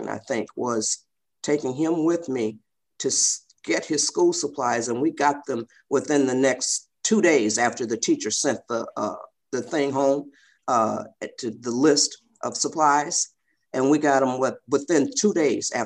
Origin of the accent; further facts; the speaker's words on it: Michigan, United States; now in California, United States; We're from Michigan